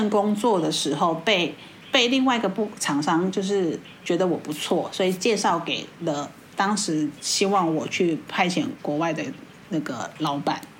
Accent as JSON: {"language": "Chinese", "country": "Taiwan", "said": "在我们台湾人的眼光，"}